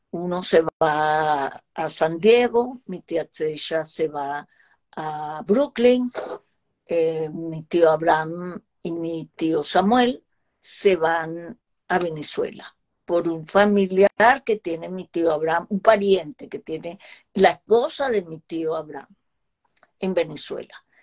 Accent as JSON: {"language": "Spanish", "country": "Israel", "tie": "born or raised there", "also_born_or_lived": "Germany", "said": "yo nací en Alemania, pero eh, de dos años yo no sé si uno se da tanta cuenta, pero creo que sí, porque yo viví un poco el trauma de vivir en Israel."}